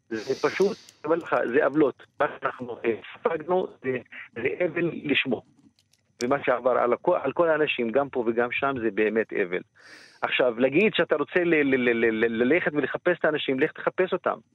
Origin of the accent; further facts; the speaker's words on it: Israel; אני גם פה וגם שם מדבר על עצמי, גם כפלסטיני וגם כערבי ישראלי וגם כה, יש פה מורכביות של הזהות